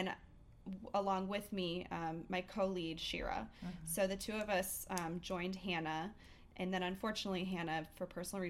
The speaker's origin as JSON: {"language": "English", "town": "Chicago", "region": "Illinois", "country": "United States", "moved": "as an adult", "lives_now": "Denver, United States", "said": "So I'm originally from Chicago. I moved to Denver 3.5 years ago."}